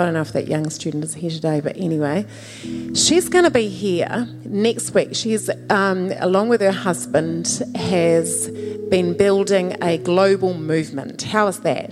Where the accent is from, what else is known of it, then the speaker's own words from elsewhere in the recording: New Zealand; moved away; I was born in New Zealand